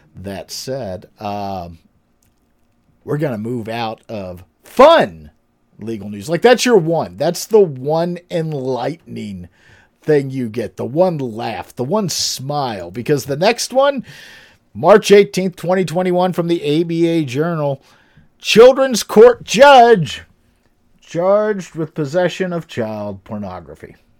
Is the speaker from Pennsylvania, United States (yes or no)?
yes; Pennsylvania, United States; my home state of Pennsylvania